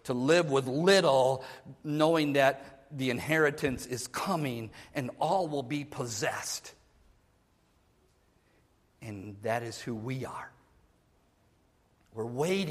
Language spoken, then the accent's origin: English; Minnesota, United States; I was born in Minnesota